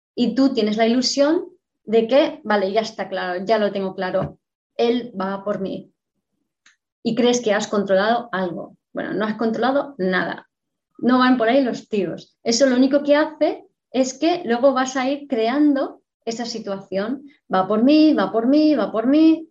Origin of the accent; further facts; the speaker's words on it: Madrid, Community of Madrid, Spain; nací, fui concebida en Bagdad, yo nací en Madrid